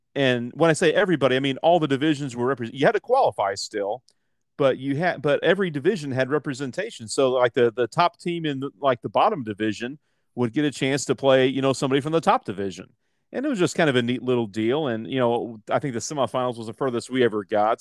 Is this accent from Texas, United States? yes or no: no; Johnson County, Kansas, United States; I grew up in Johnson County